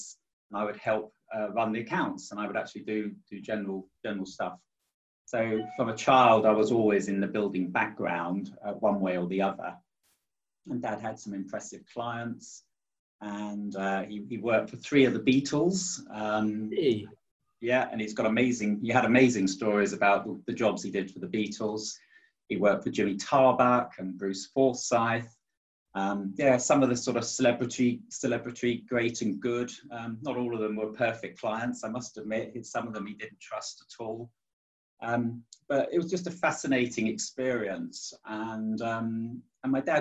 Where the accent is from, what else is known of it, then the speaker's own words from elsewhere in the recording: Chertsey, South East England, United Kingdom; I was born in February 1957 in a place called Chertsey, just outside of London